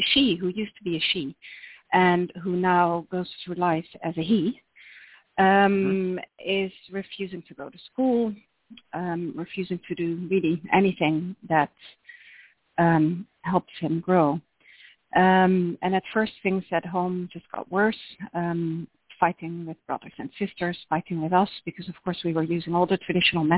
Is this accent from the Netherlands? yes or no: yes; Netherlands; accent: Dutch; English is a second language; moved away as an adult; also born or lived in United States; you can tell by my accent that we're Dutch, but we have lived in the U.S. for 8 years